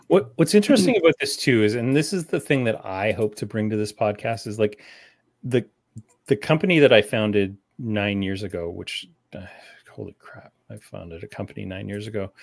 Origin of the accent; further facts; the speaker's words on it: Canada; also born or lived in London, Ontario; as Canadian as they get